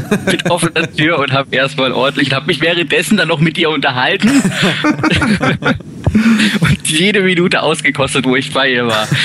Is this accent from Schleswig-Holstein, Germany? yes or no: no; Titisee-Neustadt, Baden-Württemberg, Germany; Ich bin aus Neustadt